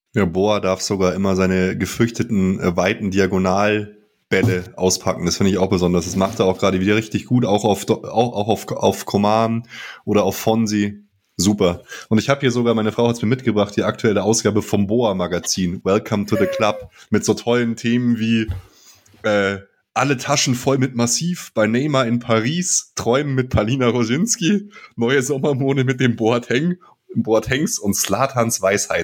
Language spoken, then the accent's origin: German; Germany; bei uns in Deutschland